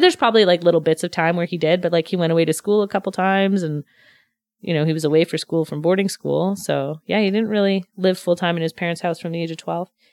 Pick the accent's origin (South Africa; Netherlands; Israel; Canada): Canada; Montreal, Quebec; moved away as an adult; also born or lived in Pointe-Claire / Vancouver; I grew up in the West Island